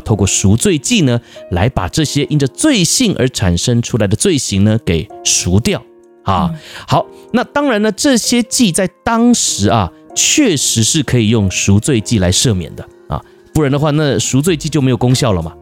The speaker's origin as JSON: {"language": "Chinese", "country": "Taiwan", "said": "我们台湾人"}